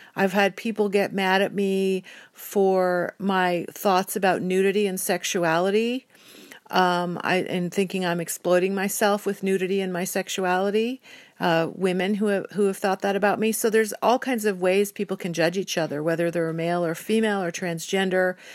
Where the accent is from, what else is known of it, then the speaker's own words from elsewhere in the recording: United States; I'm an American citizen